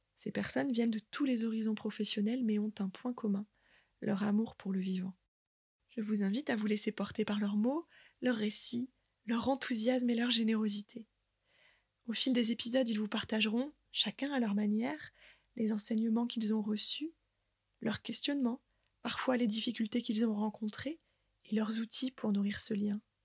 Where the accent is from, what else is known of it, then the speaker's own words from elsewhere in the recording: Côte d'Opale, Hauts-de-France, France; moved away; j'ai fait le choix, avec ma famille, de revenir vivre sur ma terre natale, la Côte d'Opale